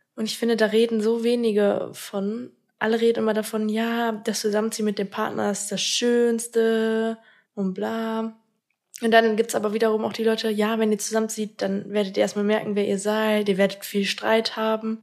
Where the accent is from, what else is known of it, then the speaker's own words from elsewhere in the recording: Minden, North Rhine-Westphalia, Germany; moved away as an adult; now in Bad Oeynhausen, Germany; Minden ist meine Heimatstadt, ist auch so der Fleck, wo ich mich wirklich wohl gefühlt habe.